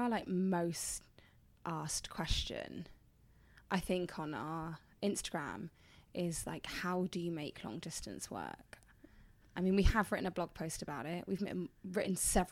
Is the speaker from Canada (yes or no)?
no; England, United Kingdom; I'm originally from England. I live in London